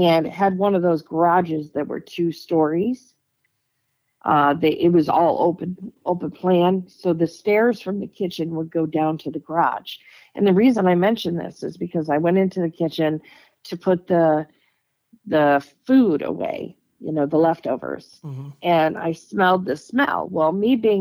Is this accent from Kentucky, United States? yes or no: no; Michigan, United States; moved away as an adult; also born or lived in Dayton, Ohio; I was in Dayton, Ohio, and I'm from Michigan